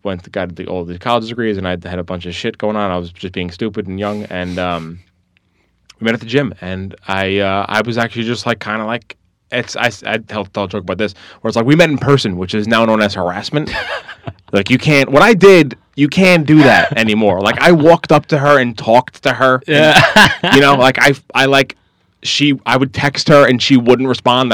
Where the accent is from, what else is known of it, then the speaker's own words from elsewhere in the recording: Long Island, New York, United States; I'm from Long Island